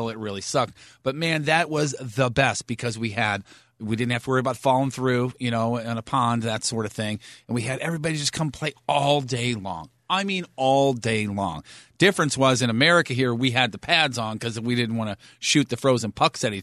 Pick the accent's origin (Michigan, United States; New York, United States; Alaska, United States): Michigan, United States; Fenton; Growing up in Fenton, there was a lot of that around.